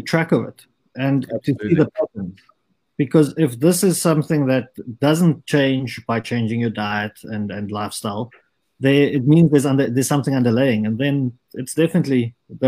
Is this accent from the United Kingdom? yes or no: no; South Africa; having had the culture of growing up in South Africa